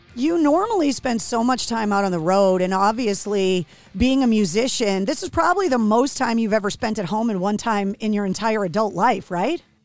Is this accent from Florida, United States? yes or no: no; Massachusetts, United States; my home state of Massachusetts